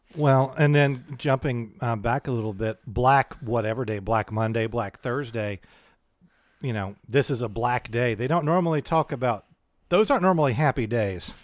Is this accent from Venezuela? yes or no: no; United States; we're American